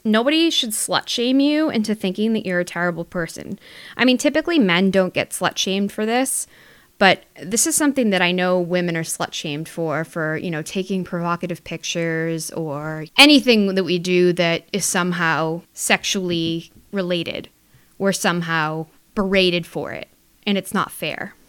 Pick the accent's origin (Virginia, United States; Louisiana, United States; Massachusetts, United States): Massachusetts, United States; my home state, Massachusetts